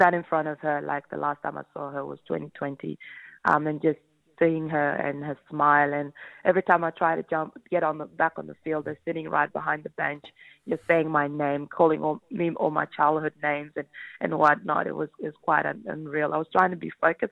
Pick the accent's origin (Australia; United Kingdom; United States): Australia; the West, Western Australia; moved away as an adult; now in Victoria, Australia; I grew up obviously over in the West, a massive West Coast fan.